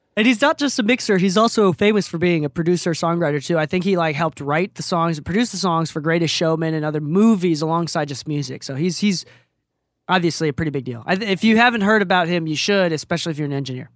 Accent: Japan; now in United States; I am a Japanese mixer in America

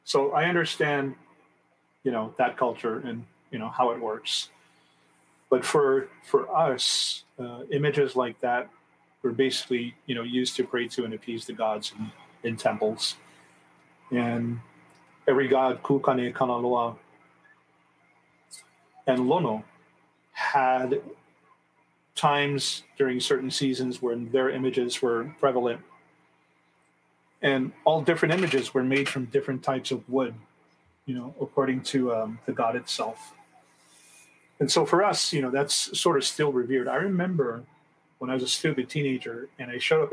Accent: Hawaii, United States; We as Hawaiian people know, you know, the value and the sanctity of the ki'i

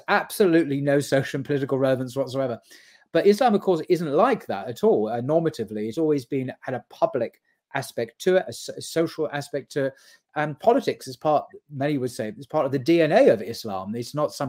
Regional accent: United Kingdom; I'm British from speaking from the UK

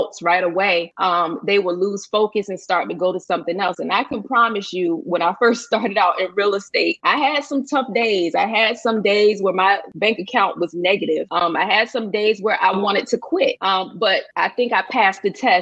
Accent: Norfolk, Virginia, United States; now in Suffolk, United States; I am from Norfolk, Virginia, a native of Norfolk

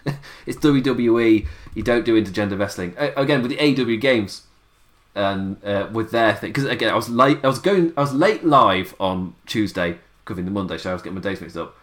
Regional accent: England, United Kingdom; As an Englishman

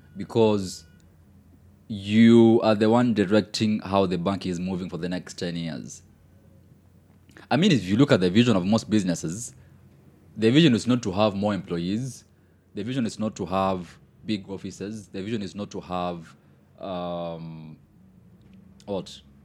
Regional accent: Kenya; even as a Kenyan

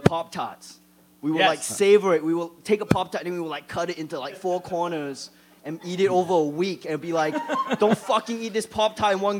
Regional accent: Johor Bahru, Johor, Malaysia; moved away as an adult; also born or lived in Singapore / Australia; now in United States; I remember growing up in Malaysia

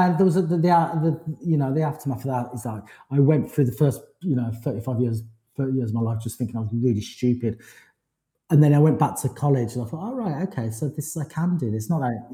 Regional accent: Forest of Dean, South West England, United Kingdom; moved away; also born or lived in London; I had a wonderful time growing up in Forest of Dean

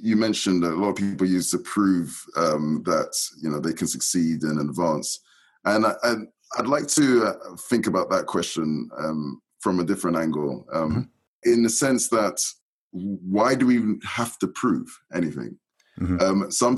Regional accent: London, United Kingdom; Grew up in a council estate in West London

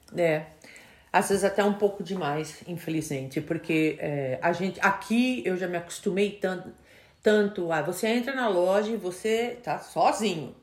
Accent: Brazil; now in United States; a gente como brasileiro

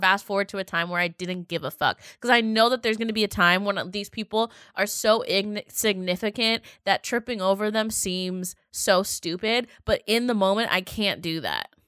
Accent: Seattle, Washington, United States; I was from Seattle

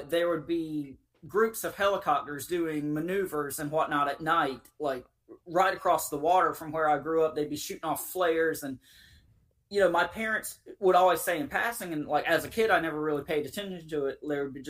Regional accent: Eastern North Carolina, United States; I grew up in Eastern North Carolina across the river from a very large military base

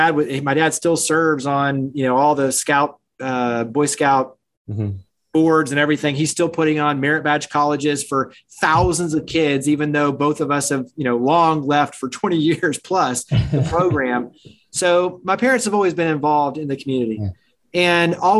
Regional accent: Weatherford, Texas, United States; moved away; I grew up in the Dallas-Fort Worth area, a small town called Weatherford

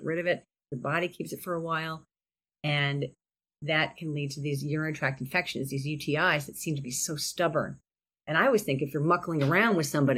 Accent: Cleveland, Ohio, United States; we're from Cleveland, Ohio.

